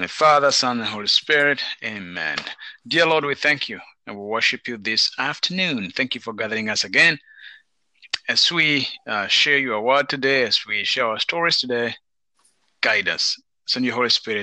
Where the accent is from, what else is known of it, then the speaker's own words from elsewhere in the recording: Kenya; moved away; I'm from Kenya